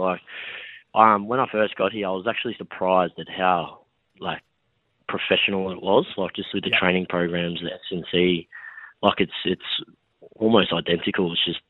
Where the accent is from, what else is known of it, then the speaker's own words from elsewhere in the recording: Wollongong, New South Wales, Australia; moved away as an adult; now in Adelaide, Australia; I'm from Wollongong, which is south of Sydney, so I loved being close to home.